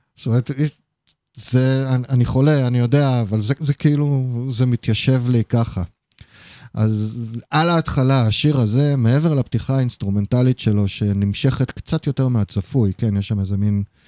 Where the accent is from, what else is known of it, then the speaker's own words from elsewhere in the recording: Haifa, Haifa District, Israel; אני חיפאי